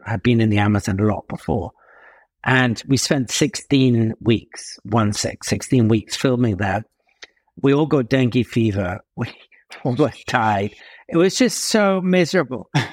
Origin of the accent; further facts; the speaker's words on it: near Tunbridge Wells, South East England, United Kingdom; now in Casablanca, Morocco; I had a very, very odd childhood, and a lot of it took place, as you said, um, in the southeast of England, near Tunbridge Wells